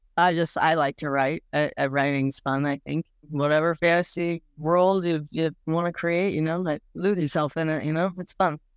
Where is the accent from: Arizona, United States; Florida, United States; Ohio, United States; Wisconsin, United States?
Arizona, United States; Mesa; moved away; also born or lived in Nebraska / Colorado; I was born in Nebraska, but when I was six months old, we moved to Mason, Arizona.